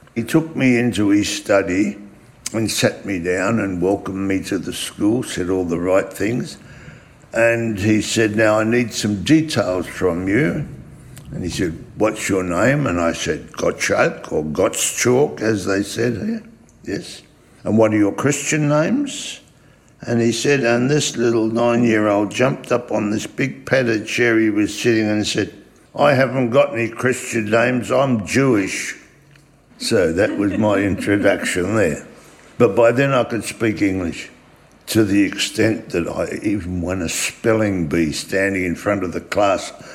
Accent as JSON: {"language": "English", "country": "Australia", "tie": "born or raised there", "also_born_or_lived": "Weissenfels, Germany", "second_language": "English", "said": "I was born in Weissenfels in Germany. I came to Australia in 1938 uh, as a six year old"}